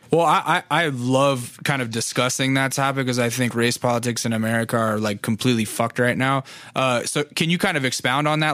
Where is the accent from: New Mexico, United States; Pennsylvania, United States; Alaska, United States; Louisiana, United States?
Alaska, United States; I'm from Alaska